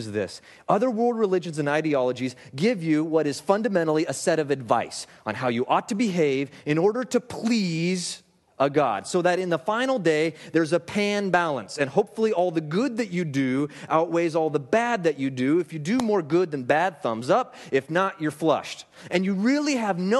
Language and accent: English; Alaska, United States; I grew up in Alaska